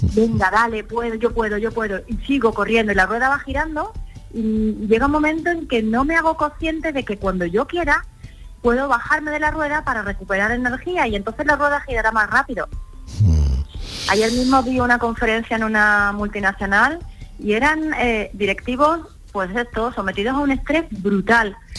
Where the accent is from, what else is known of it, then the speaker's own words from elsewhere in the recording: Málaga, Andalusia, Spain; moved away as an adult; now in Madrid, Spain; me siento malagueña por los cuatro costados porque Málaga es mi tierra